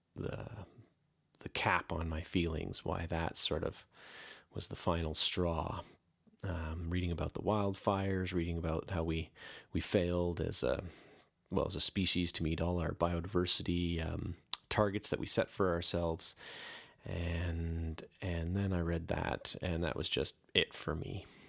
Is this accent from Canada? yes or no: yes; Canada; I'm Canadian